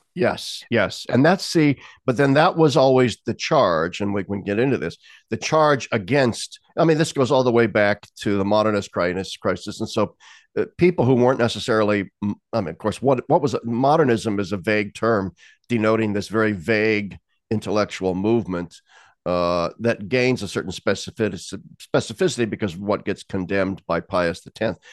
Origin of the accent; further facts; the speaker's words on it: Lincoln, Nebraska, United States; moved away; my hometown of Lincoln, Nebraska